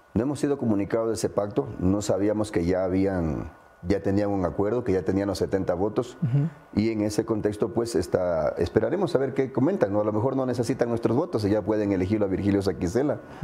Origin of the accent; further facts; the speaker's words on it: Ecuador; como ecuatoriano